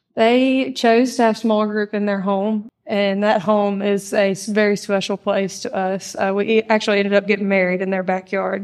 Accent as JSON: {"language": "English", "region": "Mississippi", "country": "United States", "tie": "born or raised there", "said": "I was raised here in Mississippi, um, just thirty minutes away"}